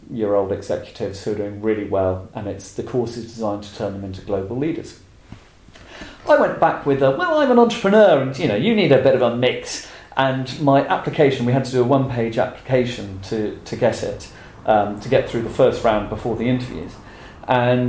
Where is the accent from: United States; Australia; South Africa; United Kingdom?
United Kingdom; England; being English